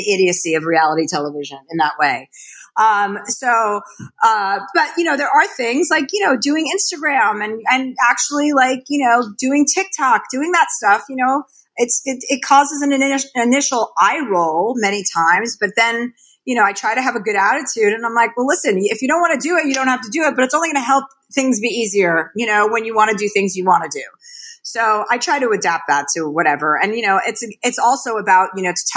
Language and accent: English; New Jersey, United States; My father was a used car dealer. I was from New Jersey. They had no money. I mean, that's all. They didn't have a lot of money, but we had food on the table. I grew up in a white Jewish suburbia